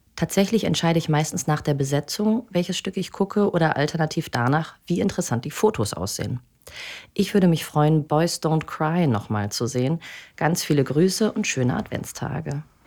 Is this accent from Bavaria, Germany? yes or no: no; Bremen, Germany; ich komme ähm, aus Bremen